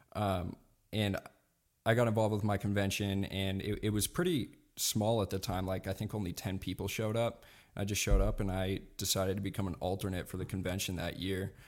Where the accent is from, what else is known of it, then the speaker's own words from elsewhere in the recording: Montana, United States; I grew up here in Montana